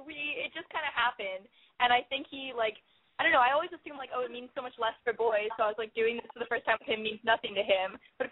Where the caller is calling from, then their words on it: Los Angeles, California, United States; I'm calling from Los Angeles. I'm 19 years old.